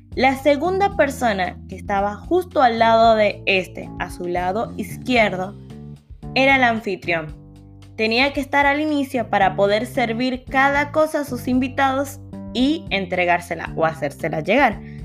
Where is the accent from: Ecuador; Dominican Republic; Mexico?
Dominican Republic; En mi país, Dominicana